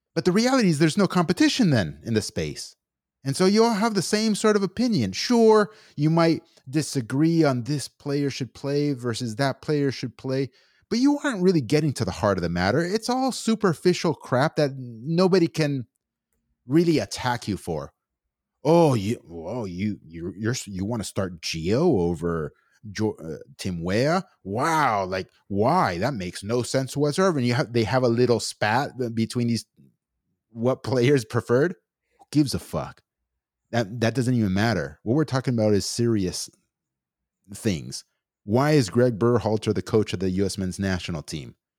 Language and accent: English; United States; me as an American citizen, born and raised here